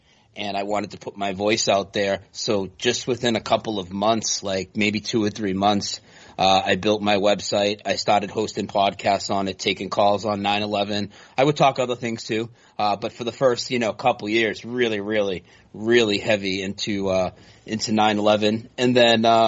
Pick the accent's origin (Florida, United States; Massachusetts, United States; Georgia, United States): Massachusetts, United States; Lowell; moved away as an adult; now in North Carolina, United States; I grew up near Boston in a place called Lowell, Massachusetts